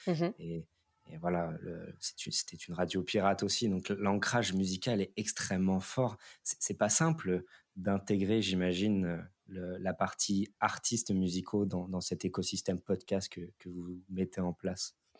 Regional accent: France; en tant que Français

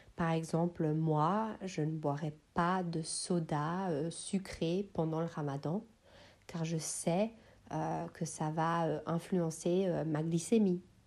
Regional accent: Switzerland; je suis suisse, originaire de Bosnie-Herzégovine

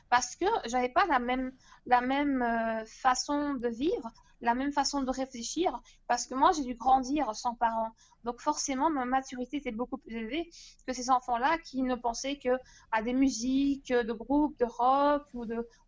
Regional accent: Turkey; Euh, je suis turque.

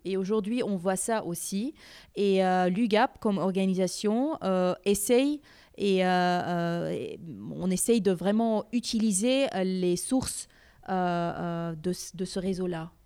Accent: Montreal, Quebec, Canada; moved away as an adult; also born or lived in Aleppo, Syria / Damascus, Syria / Middle East; now in Armenia; je suis née à Alep, vécu à Damas, et puis à l'âge de 8 ans, on est parti à Montréal avec toute notre famille. et après plusieurs années là-bas, bah, en faisant ma scolarité à Montréal

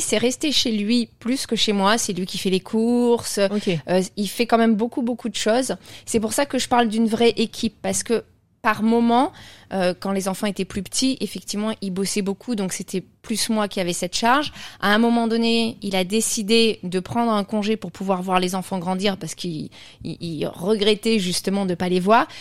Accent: Burgundy, Bourgogne-Franche-Comté, France; moi je suis, je suis de, de Bourgogne

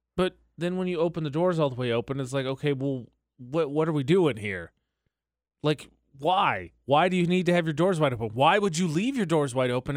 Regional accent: Indiana, United States; moved away; also born or lived in Utah; my home state of area code, which is seven six five

